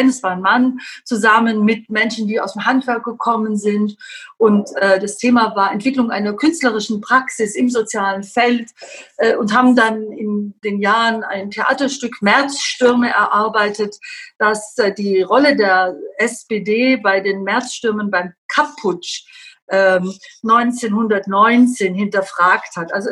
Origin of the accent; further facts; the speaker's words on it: Southern Germany, Germany; Also ich komme halt wirklich aus Süddeutschland.